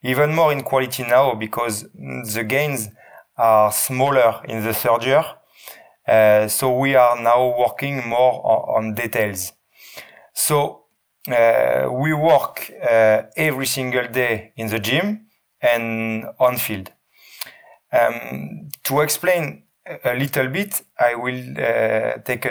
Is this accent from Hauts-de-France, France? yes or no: yes; Lille, Hauts-de-France, France; English is a second language; moved away as an adult; now in Leeds, United Kingdom; I was born in Lille. I did all my studies in Lille. I worked 14 years